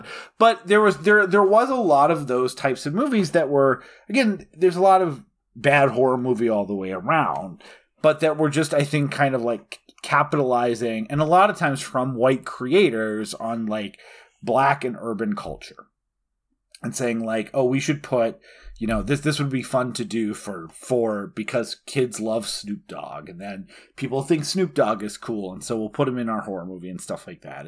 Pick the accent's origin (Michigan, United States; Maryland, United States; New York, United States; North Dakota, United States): North Dakota, United States; I'm from North Dakota for most of my life.